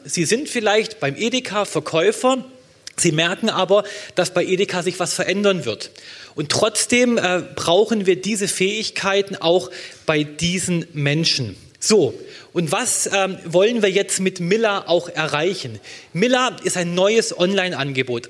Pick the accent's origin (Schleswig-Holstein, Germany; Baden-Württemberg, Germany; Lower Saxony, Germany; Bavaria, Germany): Baden-Württemberg, Germany; in meinem Heimatland äh, Baden-Württemberg